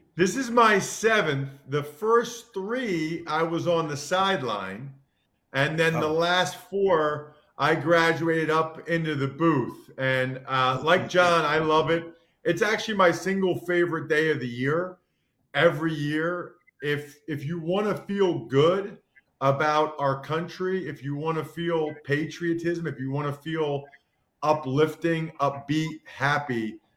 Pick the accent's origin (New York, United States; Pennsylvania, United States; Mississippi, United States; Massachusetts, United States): Pennsylvania, United States; outside of Philadelphia; I grew up outside of Philadelphia